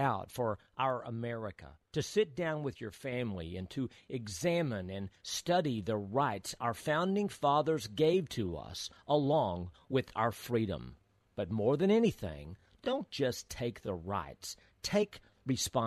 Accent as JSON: {"language": "English", "region": "Texas", "country": "United States", "tie": "born or raised there", "said": "When I was a young boy growing up in Texas"}